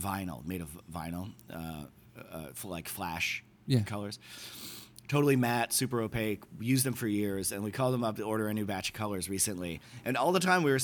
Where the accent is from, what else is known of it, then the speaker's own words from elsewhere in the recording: Delavan, Wisconsin, United States; moved away as an adult; also born or lived in Chicago / Milwaukee; now in New York City, United States; In a town called Delavan, Wisconsin